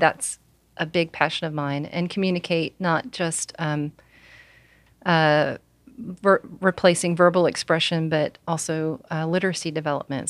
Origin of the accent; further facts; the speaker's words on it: Alabama, United States; also born or lived in Oklahoma; I'm from Alabama